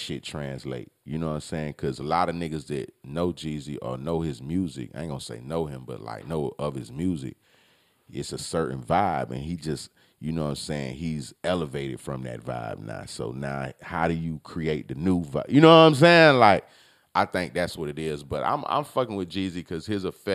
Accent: Palm Beach, Florida, United States; I'm from Palm Beach

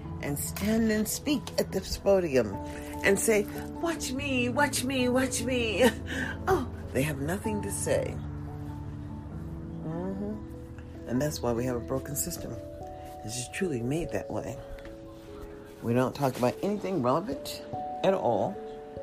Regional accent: United States; As an American

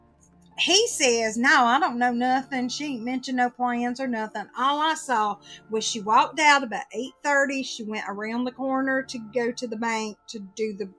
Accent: Georgia, United States; I'm from Georgia

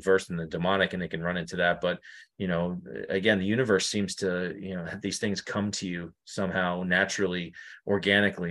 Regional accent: New York, United States; now in Connecticut, United States; I live in Connecticut right now. You know, it's probably like a couple of hours away, but I'm originally from New York.

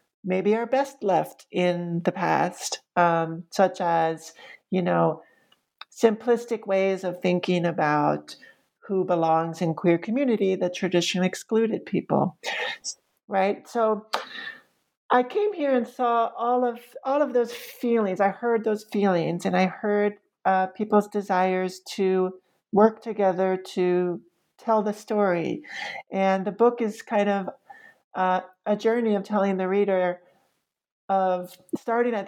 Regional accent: New York City, New York, United States; moved away as an adult; now in Roanoke, United States; the stereotypes that I had been raised with as a New Yorker.

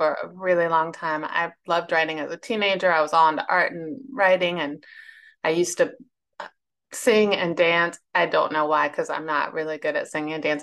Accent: Northern Virginia, United States; also born or lived in Lexington, South Carolina; now in Charlottesville, United States; I was born in Virginia, which is still the South, but it's like I was born in Northern Virginia, which doesn't think of itself as the South. I live in Charlottesville now

